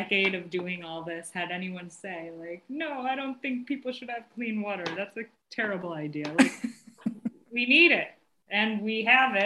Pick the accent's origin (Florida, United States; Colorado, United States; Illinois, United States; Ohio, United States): Ohio, United States; Cleveland; also born or lived in Melbourne, Australia; I'm from Cleveland, Ohio